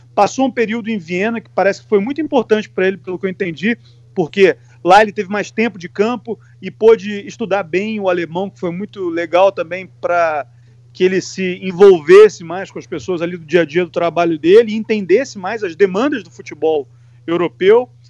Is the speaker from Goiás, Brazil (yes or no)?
no; Rio de Janeiro, Brazil; now in England; eu que sou do Rio de Janeiro, do Sudeste